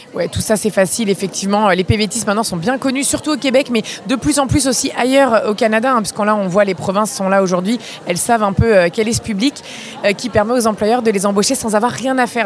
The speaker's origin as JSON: {"language": "French", "country": "France"}